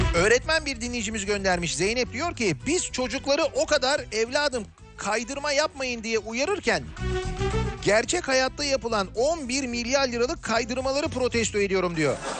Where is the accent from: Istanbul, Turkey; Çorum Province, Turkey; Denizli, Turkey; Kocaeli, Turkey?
Istanbul, Turkey; now in Izmir, Turkey; İzmir'deyim ama İstanbulluyum